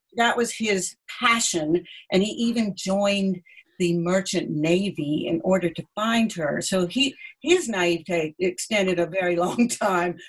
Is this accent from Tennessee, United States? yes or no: no; Asheville, North Carolina, United States; now in England; I was born in Asheville